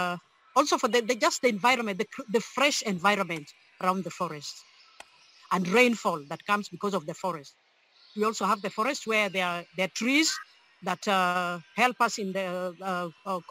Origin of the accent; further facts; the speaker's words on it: Siaya County, Kenya; I come from Siaya County. Siaya County is in the western part of Kenya.